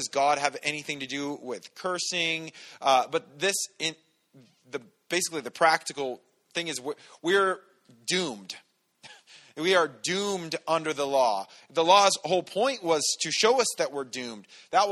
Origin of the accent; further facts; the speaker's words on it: San Bernardino, California, United States; I grew up in San Bernardino.